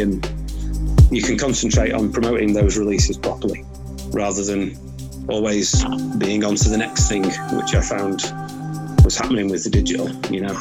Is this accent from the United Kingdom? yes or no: yes; Manchester, North West England, United Kingdom; I'm originally I'm from Manchester, Manchester